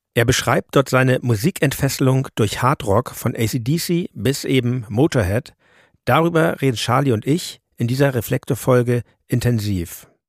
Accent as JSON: {"language": "German", "region": "Hamburg", "country": "Germany", "tie": "born or raised there", "moved": "yes", "said": "in Hamburg, ja. meiner alten Heimatstadt"}